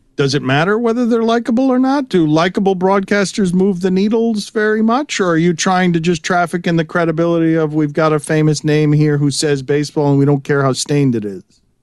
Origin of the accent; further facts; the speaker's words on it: South Florida, United States; I grew up in South Florida with listening to sports radio a certain way